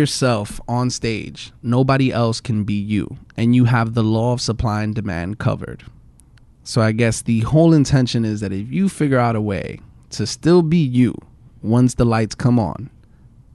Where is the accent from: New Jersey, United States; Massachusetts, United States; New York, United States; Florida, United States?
New York, United States; New York City; I'm from the Bronx and I hung out a lot uptown